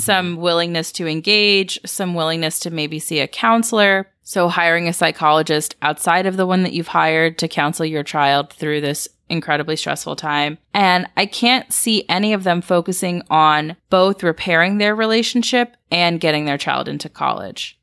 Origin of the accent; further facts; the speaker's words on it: Atlanta, Georgia, United States; growing up in the South, there was such society built around which church you went to. At least that was the culture in Atlanta where I grew up